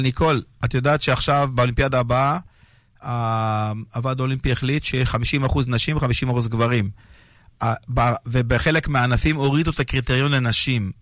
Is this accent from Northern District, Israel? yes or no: no; Beersheba, Southern District, Israel; אצלנו בבאר שבע